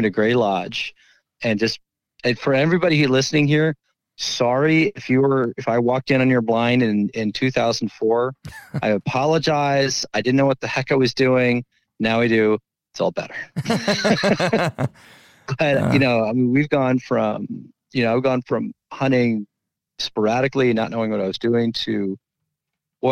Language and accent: English; New Jersey, United States; also born or lived in Long Island / Wisconsin / Virginia / Minnesota; now in California, United States; I'm also born and raised in New Jersey